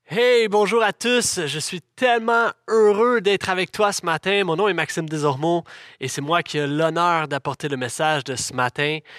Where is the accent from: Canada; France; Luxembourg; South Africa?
Canada; Laval, Quebec; j'ai grandi dans l'Église, j'ai vécu mon adolescence dans cette Église ici même.